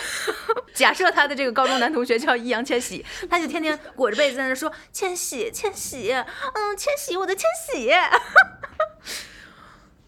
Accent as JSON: {"language": "Chinese", "region": "Tianjin", "country": "China", "also_born_or_lived": "Wuhan / United Kingdom", "moved": "as an adult", "said": "我自己呢，是天津人，在武汉上的大学"}